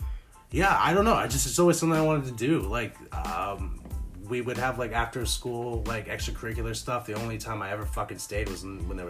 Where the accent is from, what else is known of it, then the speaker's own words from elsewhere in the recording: United States; moved away as an adult; now in Canada; I'm American.